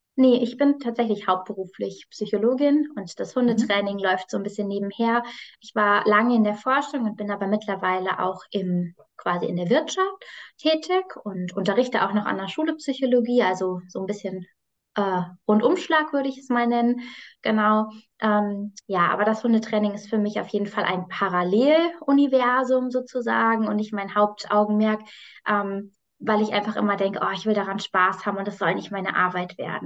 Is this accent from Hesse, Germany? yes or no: yes; near Frankfurt am Main, Hesse, Germany; ich komme aus der Nähe von Frankfurt am Main